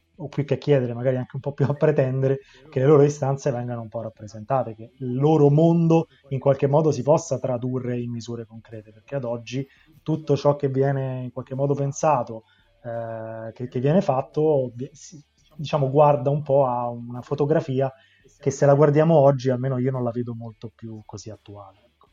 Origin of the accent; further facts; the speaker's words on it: Rome, Lazio, Italy; da romano, che... ha passato l'adolescenza sul litorale di Ostia